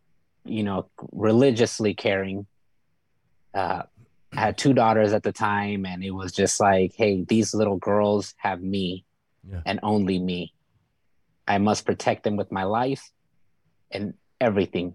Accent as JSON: {"language": "English", "region": "California", "country": "United States", "moved": "as an adult", "lives_now": "Arizona, United States", "said": "I'm originally from California. At the age of 19, 20, I decided to leave"}